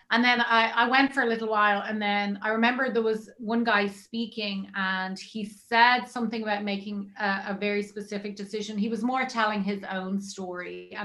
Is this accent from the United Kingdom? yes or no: no; Dublin, Leinster, Ireland; We're from Dublin, Ireland, same as Tim.